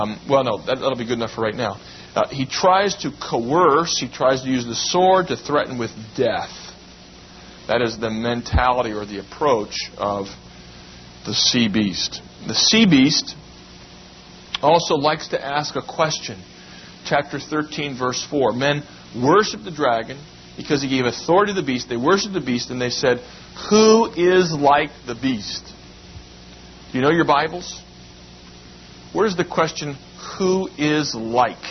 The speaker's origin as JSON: {"language": "English", "country": "United States", "said": "we should be glad to be Americans. It's a wonderful land that we've had the privilege of being born"}